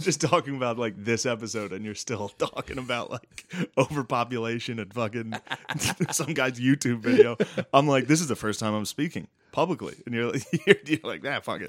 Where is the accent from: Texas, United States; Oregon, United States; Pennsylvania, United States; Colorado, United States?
Pennsylvania, United States; Mechanicsburg; from Mechanicsburg